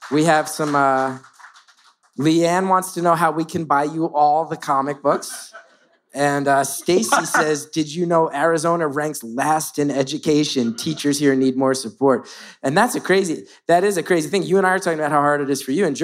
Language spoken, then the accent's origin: English; Ireland; I'm Irish like Banshee.